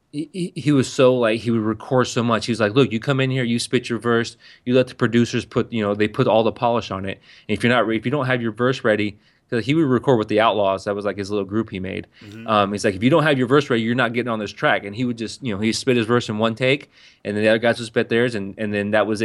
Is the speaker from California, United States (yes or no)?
yes; San Diego, California, United States; a, a, white kid from the outskirts of San Diego.